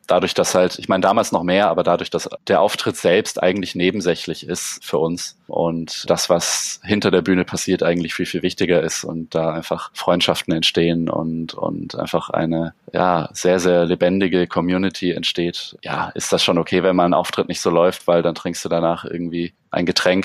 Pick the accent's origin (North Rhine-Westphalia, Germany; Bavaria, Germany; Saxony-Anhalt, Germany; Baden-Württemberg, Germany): Bavaria, Germany; Allgäu; moved away as an adult; now in Munich, Germany; Ich bin ja auch im, im Allgäu geboren und lebe jetzt seit 13 Jahren mit, mit kleinen Unterbrechungen in München